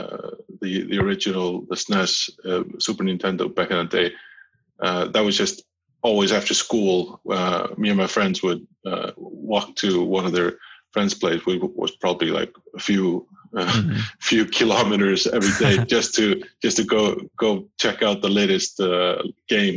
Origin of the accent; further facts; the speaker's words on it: Iceland; since I'm from Iceland